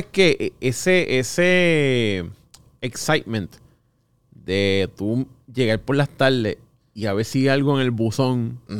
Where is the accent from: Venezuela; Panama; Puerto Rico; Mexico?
Puerto Rico; Bayamón; also born or lived in Santurce / Corozal / Río Piedras; yo soy, como un hybrid, porque yo soy de Bayamón. Lambón. Pero estudié en Santurce. Ya. Pero todos los weekends iba para Corozal.